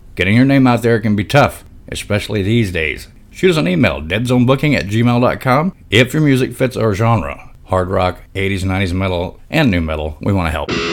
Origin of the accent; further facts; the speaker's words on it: Arkansas, United States; That's my home state, yeah, Arkansas.